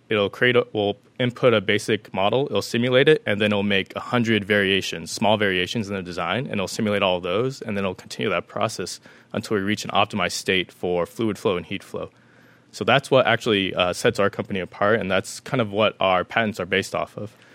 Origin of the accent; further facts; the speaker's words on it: Las Vegas, Nevada, United States; moved away as an adult; now in San Diego, United States; I was born and raised in Las Vegas, Nevada